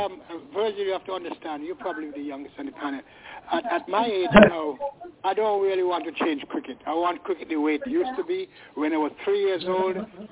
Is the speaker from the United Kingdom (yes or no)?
yes; United Kingdom; I'm British.